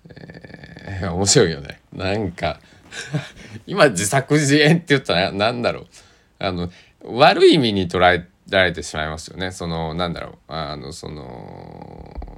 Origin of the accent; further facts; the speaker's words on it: Tosa, Kochi, Japan; accent: Tosa dialect; also born or lived in Kagawa; 僕は土佐の高知の男